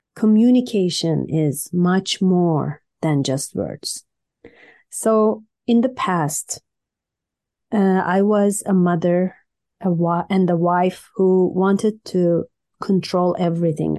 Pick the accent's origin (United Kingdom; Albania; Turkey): Turkey; Istanbul; now in Canada; I was born in Turkey, Istanbul